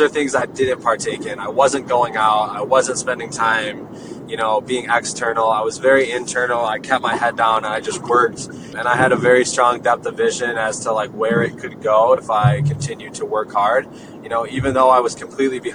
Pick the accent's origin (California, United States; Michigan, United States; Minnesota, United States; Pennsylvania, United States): Michigan, United States; Jackson; moved away; I'm from Michigan originally, a small town like 45 minutes west of Detroit called Jackson.